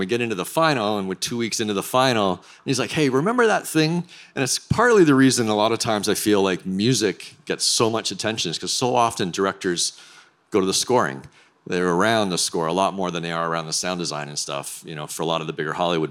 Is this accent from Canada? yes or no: yes; Canada; So being Canadian